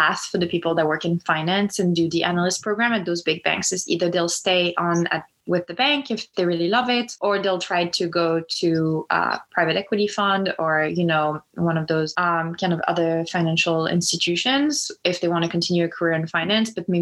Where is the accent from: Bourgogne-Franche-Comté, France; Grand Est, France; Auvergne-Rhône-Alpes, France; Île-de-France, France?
Auvergne-Rhône-Alpes, France; Lyon; moved away as an adult; now in United States; growing up in Lyon